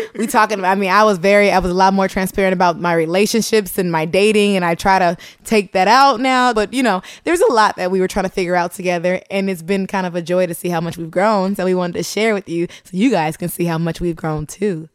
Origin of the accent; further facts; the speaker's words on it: Oakland, California, United States; moved away as an adult; also born or lived in Santa Barbara, California; now in New York, United States; I am from Oakland, California, born and raised